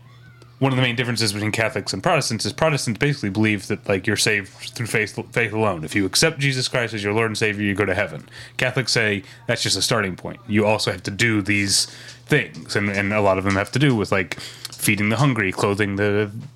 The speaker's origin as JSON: {"language": "English", "town": "St. Louis", "region": "Missouri", "country": "United States", "tie": "born or raised there", "said": "My hometown of St. Louis..."}